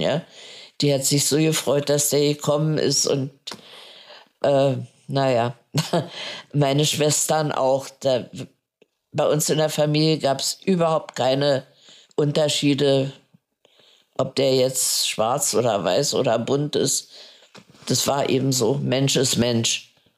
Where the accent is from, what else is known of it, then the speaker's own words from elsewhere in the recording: Berlin, Germany; moved away as an adult; also born or lived in India / Butzbach; ich bin in Neukölln aufgewachsen